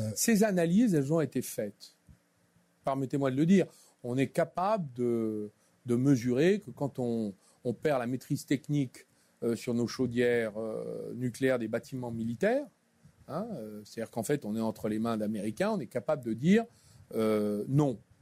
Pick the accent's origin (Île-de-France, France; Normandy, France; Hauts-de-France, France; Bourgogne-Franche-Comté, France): Bourgogne-Franche-Comté, France; Clamecy; moved away as an adult; also born or lived in Dijon / Paris; je suis né à Clamcy, dans la Nièvre, en 1962.